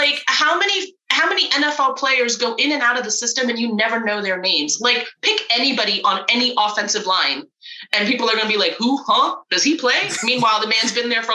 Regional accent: Florida, United States; growing up in Florida

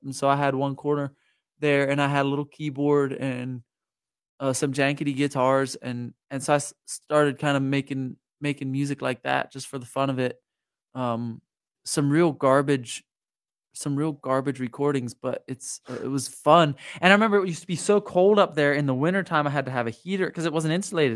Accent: Lancaster County, Pennsylvania, United States; moved away as an adult; also born or lived in Juniata County, Pennsylvania; I grew up in Lancaster County

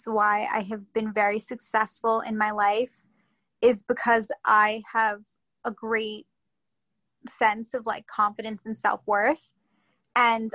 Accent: Long Island, New York, United States; also born or lived in Queens, New York / North Carolina; I was born in Queens and grew up on Long Island

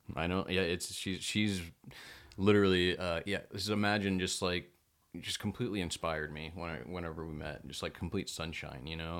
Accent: Belton, Texas, United States; moved away; also born or lived in Temple, Texas; we grew up in Belton, Texas, fifteen thousand people.

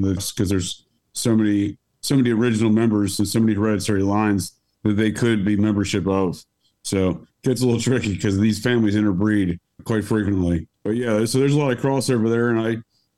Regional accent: Cincinnati, Ohio, United States; moved away; also born or lived in Washington, D.C.; I'm from Cincinnati

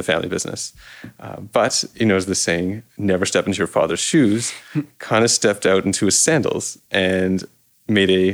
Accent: Toronto, Ontario, Canada; I grew up in Toronto, in this little corner between Rosedale and Forest Hill.

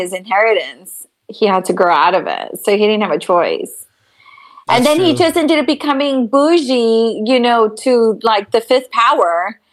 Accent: Texas, United States; I'm from Texas

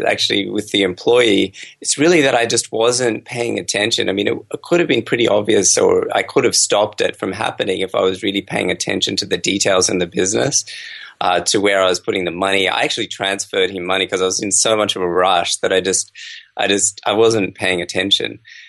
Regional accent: Australia; So I've been growing up in Australia, and then I actually did my medical degree and I traveled the world quite a bit.

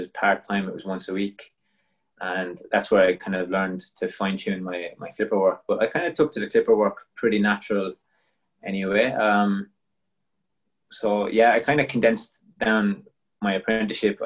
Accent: Cork, Munster, Ireland; moved away as an adult; also born or lived in Belgium; now in Melbourne, Australia; I'm from Cork in Ireland, originally

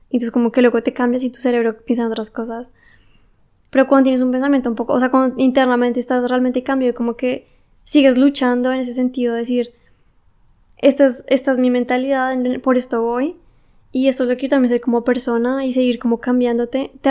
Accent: Colombia; now in Germany; si no funcionan aquí las cosas en Alemania, me tengo que volver a mi país porque aún así soy colombiana. O sea, es mi país. Y también es mi familia la que está allá

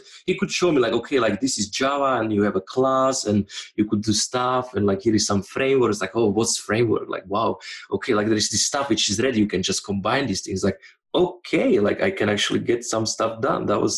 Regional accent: Slovakia; moved away as an adult; also born or lived in Switzerland; I'm originally from Slovakia

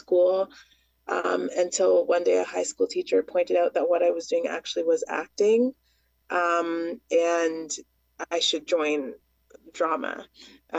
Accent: Toronto, Ontario, Canada; where I grew up in Scarborough

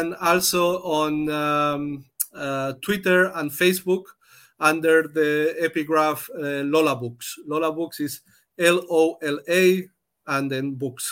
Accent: Spain; now in Germany; I come from Spain, but I have been member of the trade unions in Germany many years

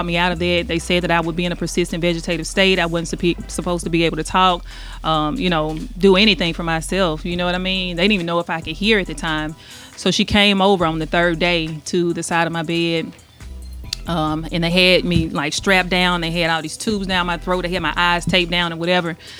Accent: Jackson, Mississippi, United States; I'm from Jackson, Mississippi.

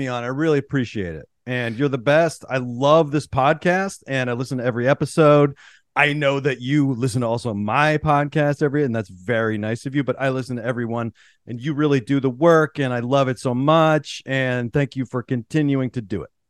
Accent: Pittsburgh, Pennsylvania, United States; growing up in Pittsburgh

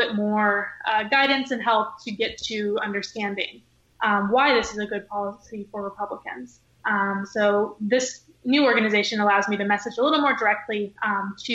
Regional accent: Ketchikan, Alaska, United States; I was born and raised in Ketchikan, Alaska

